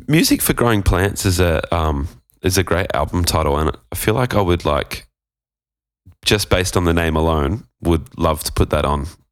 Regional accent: Gold Coast, Queensland, Australia; moved away as an adult; also born or lived in Sydney; I was from the Gold, Gold Coast. We moved to Sydney

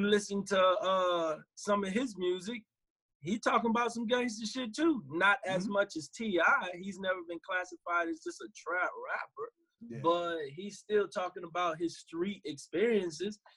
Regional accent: New York, United States; nigga, I'm from Marcy Project.

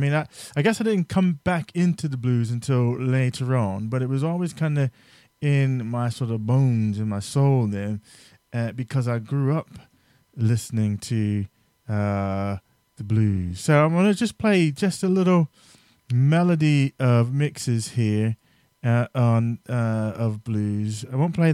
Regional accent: New Jersey, United States; I grew up in New Jersey

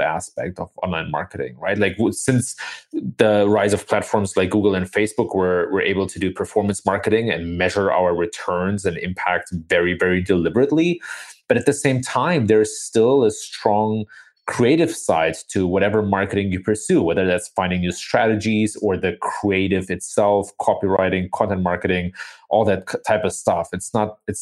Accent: Germany; moved away as an adult; now in United States; I was born and raised in Germany, the son of an American father and of a German mother

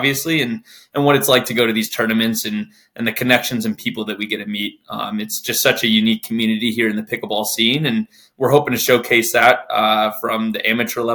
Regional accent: Denver, Colorado, United States; now in Texas, United States; born and raised in Denver, Colorado

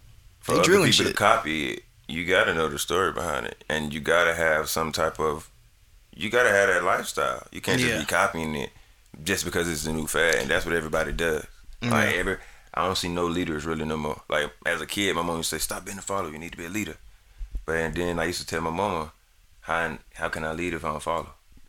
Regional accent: the South, United States; I'm from the South. I like 808s. I like deep bass.

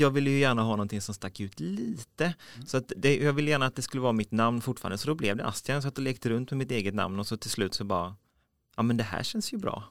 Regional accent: Mölnlycke, Västra Götaland, Sweden; now in Gothenburg, Sweden; Jag kommer från eh, Mönlycke, eh, så på väg mot Landvetter flygplats

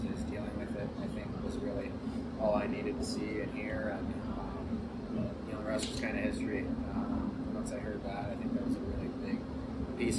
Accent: St. Louis, Missouri, United States; moved away; growing up all the years in St. Louis

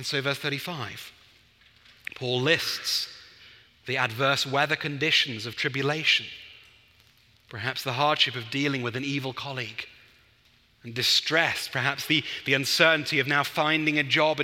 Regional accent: England, United Kingdom; as an Englishman

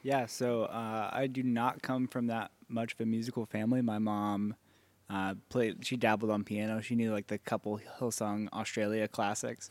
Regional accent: Dallas, Texas, United States; also born or lived in California; I grew up in Dallas.

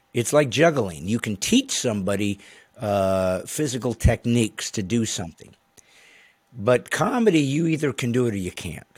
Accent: Indiana, United States; I remember growing up in Indiana

